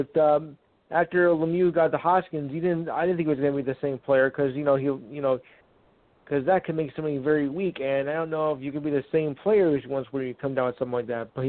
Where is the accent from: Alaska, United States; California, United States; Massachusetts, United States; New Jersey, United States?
New Jersey, United States; being that I am from New Jersey